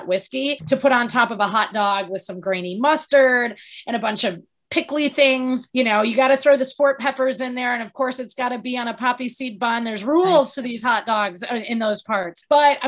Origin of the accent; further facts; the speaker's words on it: Wisconsin, United States; I'm from Wisconsin